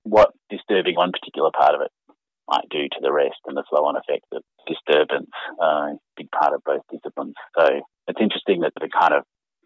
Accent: Canberra, Australian Capital Territory, Australia; I started as a kid growing up in Canberra

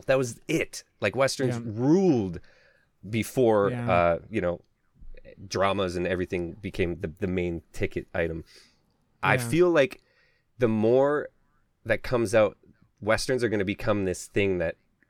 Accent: Alberta, Canada; I'm from Alberta

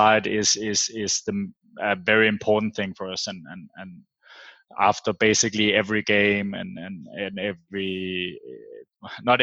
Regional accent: Farum, Capital Region of Denmark, Denmark; I've born and raised in Denmark, but I do have Australian family

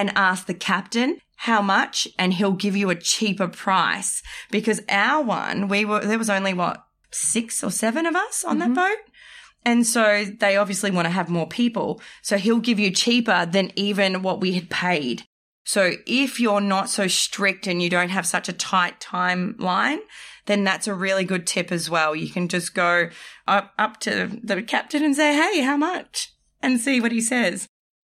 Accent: Australia; I'm from Australia

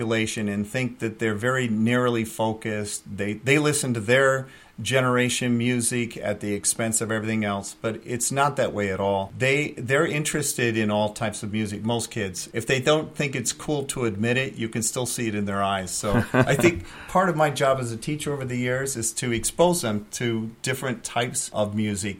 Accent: Michigan, United States; moved away as an adult; now in Hudson Valley, United States; I'm from Michigan originally. I grew up in Michigan, went to University of Michigan for my bachelor's degree in music education.

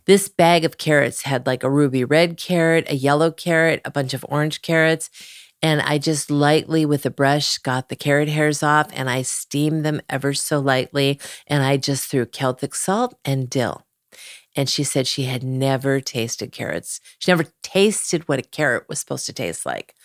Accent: Cleveland, Ohio, United States; moved away; also born or lived in Malibu; I was from Cleveland

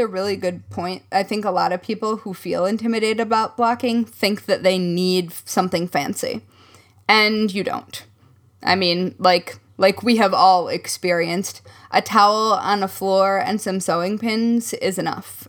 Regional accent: Midwest, United States; accent: Midwest; my Midwest surfaced just then

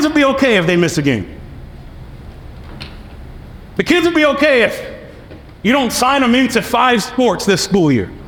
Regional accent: New York City, New York, United States; moved away as an adult; I come from New York City.

